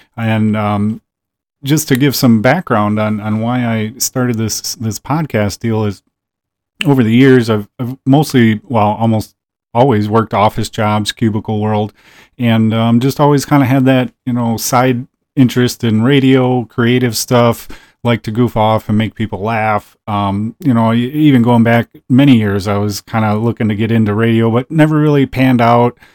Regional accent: small town outside Green Bay, northeast Wisconsin, United States; I grew up in a small town about twenty minutes outside of Green Bay

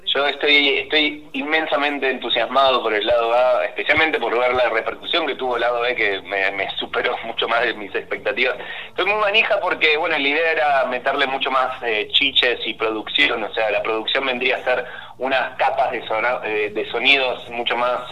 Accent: Banfield, Buenos Aires Province, Argentina; moved away as an adult; now in Buenos Aires, Argentina; Soy de Banfield, efectivamente, soy de Banfield. Ahora vivo en Capital, pero originalmente soy de Banfield. Mi mamá sigue viviendo ahí

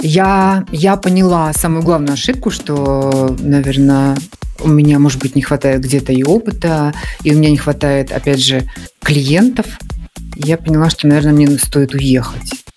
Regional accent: Murmansk, Murmansk Oblast, Russia; moved away as an adult; now in Moscow, Russia; я жила в Мурманске

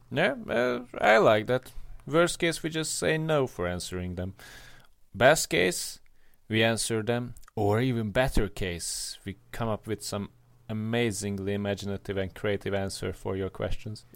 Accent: Hungary; I grew up in Hungary and I grew up in a middle class family

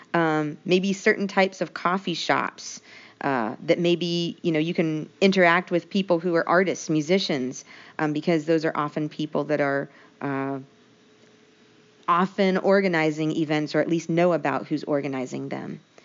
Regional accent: United States; we're from the United States

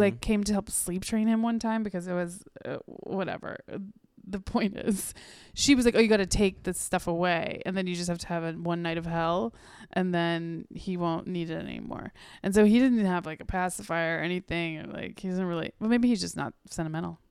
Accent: North Carolina, United States; born or raised there; also born or lived in California

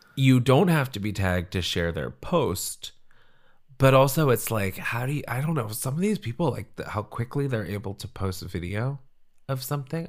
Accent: Central California, United States; I grew up in Central California

